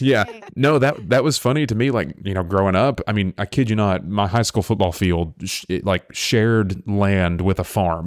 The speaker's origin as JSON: {"language": "English", "town": "Englewood", "region": "Tennessee", "country": "United States", "tie": "born or raised there", "moved": "as an adult", "lives_now": "Chattanooga, United States", "said": "the town I grew up in, I kid you not, I can look it up, it has, like, a thousand people on a good day."}